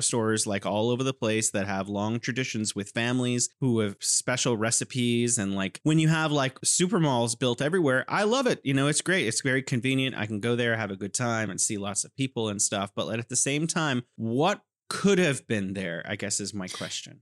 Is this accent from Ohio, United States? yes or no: no; California, United States; moved away as an adult; now in Wuhan, China; I'm originally from California, and I'm here in beautiful Wuhan, China